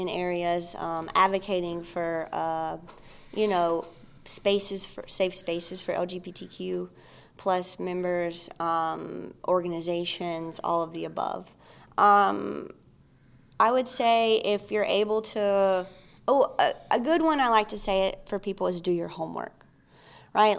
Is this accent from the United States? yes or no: yes; New Albany, Mississippi, United States; moved away; I am originally from Mississippi